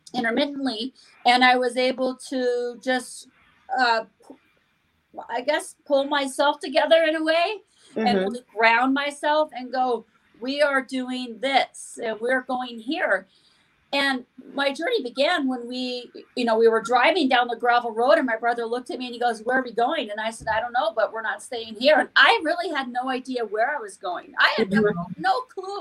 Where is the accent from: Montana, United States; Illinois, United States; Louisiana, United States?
Montana, United States; I grew up in Montana, a small town in Montana, where I lived on a farm